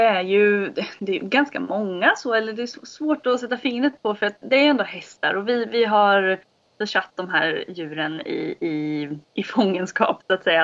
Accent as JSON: {"language": "Swedish", "town": "Norrköping", "region": "Östergötland", "country": "Sweden", "tie": "born or raised there", "said": "jag bor eh, på mina föräldrars gård utanför Norrköping, på Vikbolandet. Ehm, jag har bott här i hela mitt liv."}